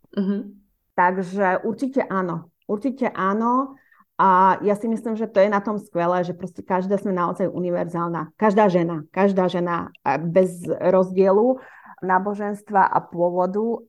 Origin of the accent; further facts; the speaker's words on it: Slovakia; ja som Slovenka